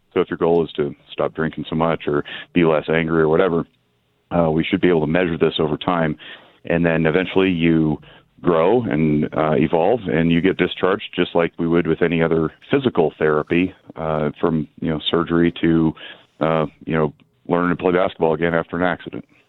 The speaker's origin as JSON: {"language": "English", "town": "Reno", "region": "Nevada", "country": "United States", "tie": "born or raised there", "said": "born and raised in Nevada. I'm fifth generation Reno"}